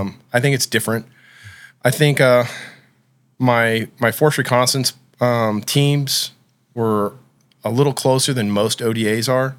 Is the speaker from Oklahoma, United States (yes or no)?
yes; Oklahoma, United States; I grew up in Oklahoma